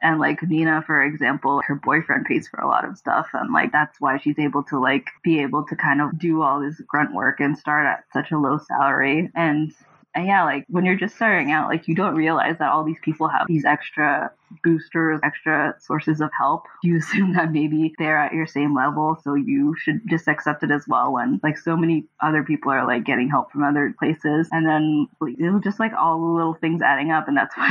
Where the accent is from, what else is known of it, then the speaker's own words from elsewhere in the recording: Houston, Texas, United States; now in New York, United States; Yeah, I moved to New York from Houston, Texas to go to Pratt in Brooklyn.